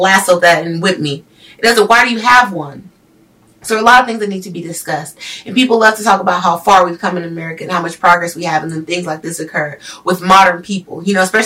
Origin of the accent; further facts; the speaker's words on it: United States; as an American